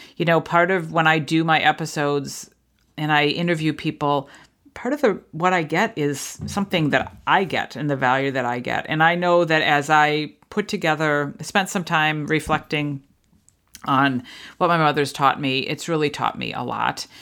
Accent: New England, United States; I grew up in New England

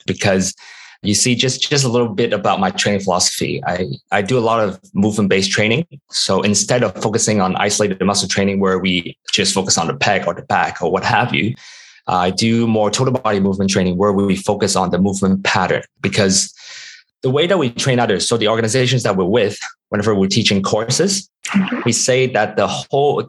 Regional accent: Hong Kong; moved away; also born or lived in United States; growing up in Hong Kong

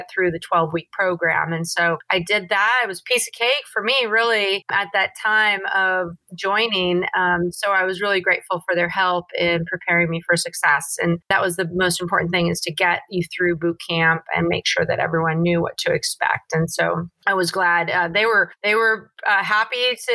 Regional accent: Sonoma County, California, United States; born and raised in Sonoma County, which was north of San Francisco

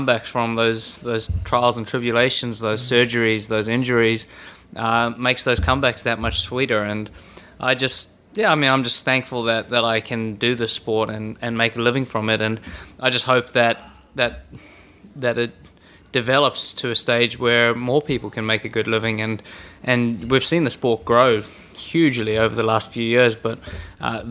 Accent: South Africa; now in New Zealand; Growing up in South Africa

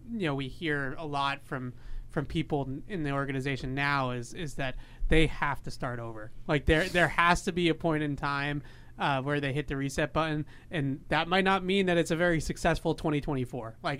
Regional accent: Boston, Massachusetts, United States; We're from Boston

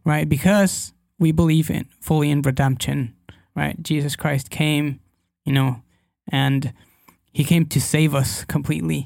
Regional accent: Guadalajara, Jalisco, Mexico; English is a second language; I'm from Guadalajara, Mexico

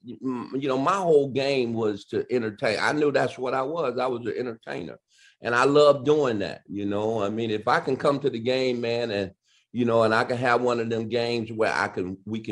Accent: Detroit, Michigan, United States; Detroit, you know, which is my hometown, the Cobo, which I played my high school championship games

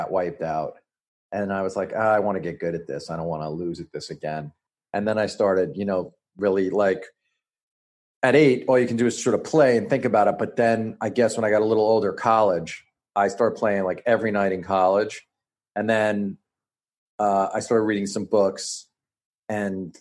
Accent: New York, United States; New York. I'm a New Yorker.

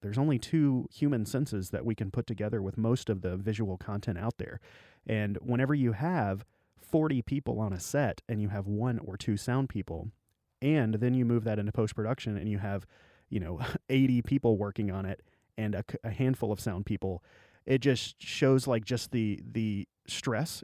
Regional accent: Arkansas Delta, United States; I grew up in the Delta of Arkansas

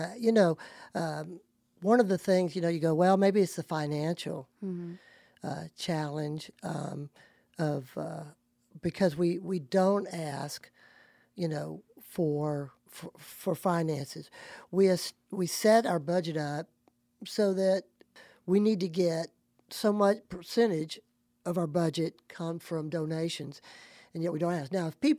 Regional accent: Alabama, United States; I'm from Alabama. Love it.

